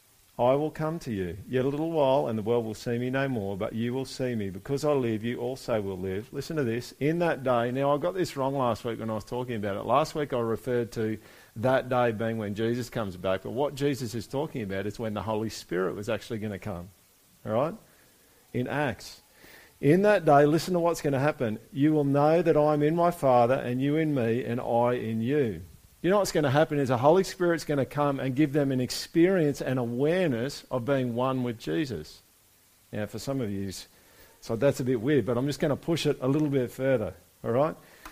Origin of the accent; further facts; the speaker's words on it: Brisbane, Queensland, Australia; also born or lived in Monto; I was born in Monto. Does anyone know where that is? Okay. I lived there for 2 years. I don't remember anything of it, which might be a good thing. I don't know. Sorry, if you're from Monto, I'm not bagging it. Moved to Brisbane. Lived in Acacia Ridge for about 8 years.